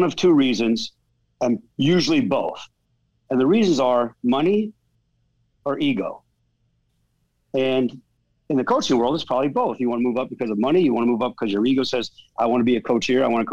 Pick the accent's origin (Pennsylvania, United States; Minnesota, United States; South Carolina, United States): Pennsylvania, United States; Whitehall; I grew up in Whitehall, Pennsylvania